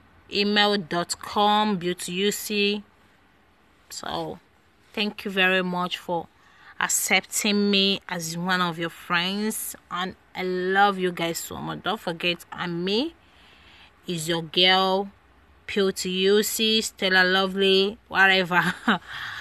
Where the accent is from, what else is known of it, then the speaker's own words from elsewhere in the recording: Nigeria; now in Europe; I'm from Nigeria